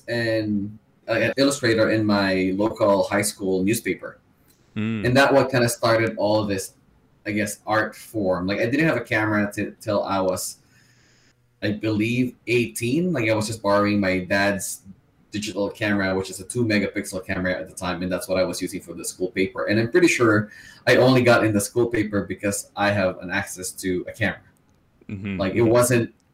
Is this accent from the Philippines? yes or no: yes; Philippines; moved away as an adult; now in Vancouver, Canada; So I'm from Philippines. I was born and raised in Philippines. I moved to Vancouver, Canada for about 8 years ago.